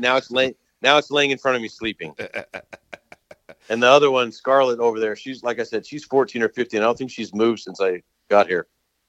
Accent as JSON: {"language": "English", "region": "Utah", "country": "United States", "tie": "born or raised there", "moved": "as an adult", "lives_now": "Columbus, North Carolina, United States", "said": "I grew up in Utah. I played high school ball in Utah"}